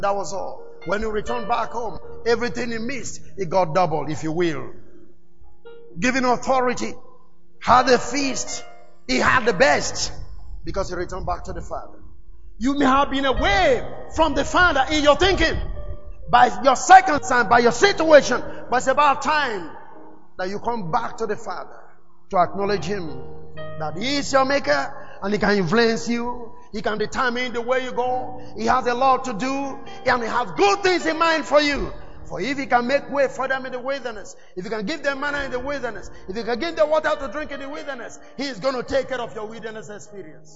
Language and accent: English; Nigeria; also born or lived in Lagos, Nigeria / Pretoria, South Africa; I was relocated from Nigeria